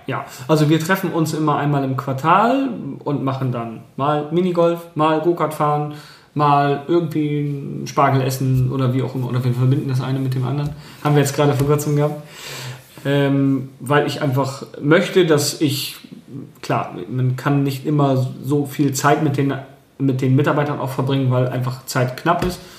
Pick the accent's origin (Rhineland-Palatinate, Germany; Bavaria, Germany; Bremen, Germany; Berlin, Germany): Bremen, Germany; Ich bin selber auch dort in der Nähe aufgewachsen